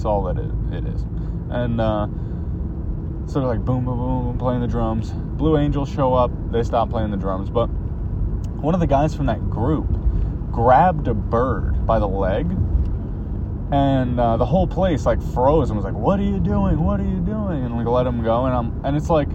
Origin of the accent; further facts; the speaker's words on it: United States; also born or lived in California; now in New Jersey, United States; growing up in America, we didn't have